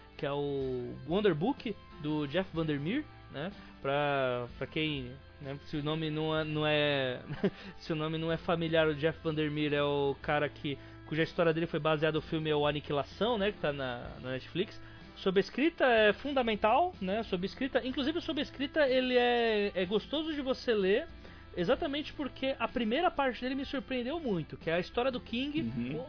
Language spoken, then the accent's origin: Portuguese; São Paulo, Brazil; Eu sou paulista